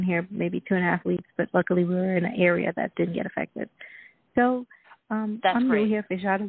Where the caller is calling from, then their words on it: Florida, United States; And I'm calling from Florida.